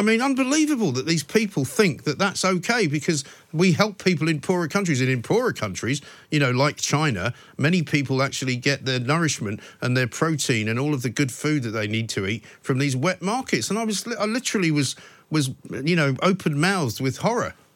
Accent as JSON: {"language": "English", "region": "England", "country": "United Kingdom", "tie": "born or raised there", "also_born_or_lived": "United States", "moved": "as an adult", "said": "I was born and brought up in England"}